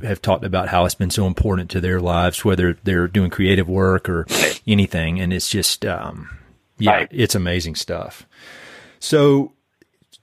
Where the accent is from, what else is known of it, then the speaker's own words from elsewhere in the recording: North Carolina, United States; moved away; also born or lived in Boulder, Colorado; I'm from North Carolina